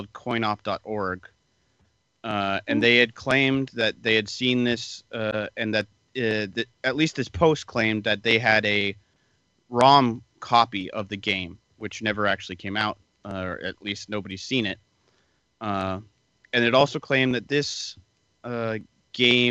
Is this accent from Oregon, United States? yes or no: yes; Oregon, United States; I'm from Oregon